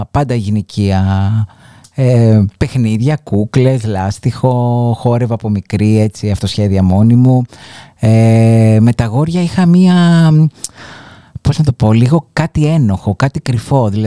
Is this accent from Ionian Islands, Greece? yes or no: yes; Argostoli, Ionian Islands, Greece; Λοιπόν, εγώ ε, μεγάλωσα στο εργοστόλι της Κεφαλονιάς, σε μια πολύ συντηρητική κοινωνία